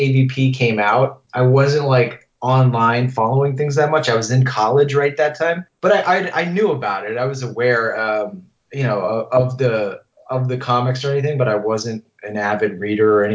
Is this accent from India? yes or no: no; Massachusetts, United States; growing up in Massachusetts